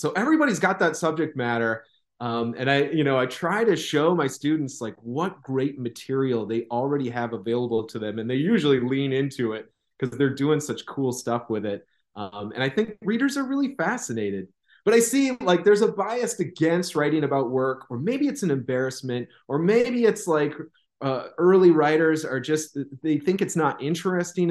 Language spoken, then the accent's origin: English; Midwest, United States; accent: Midwestern; now in Southern United States; as a Midwesterner, felt like my voice had kind of had this flat affect, and this, like, there's Midwestern dialect seems like kind of nothing. I recognize it now that I'm down south